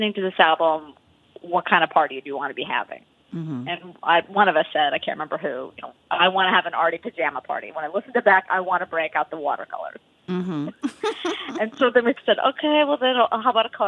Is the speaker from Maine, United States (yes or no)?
no; Wisconsin, United States; moved away; we're both from Wisconsin